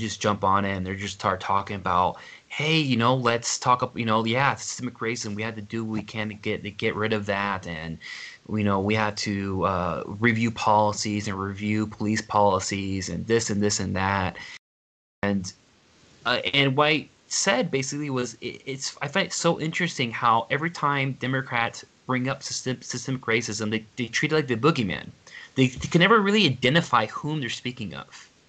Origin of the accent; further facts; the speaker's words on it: Houston, Texas, United States; now in Helena, United States; I grew up in Houston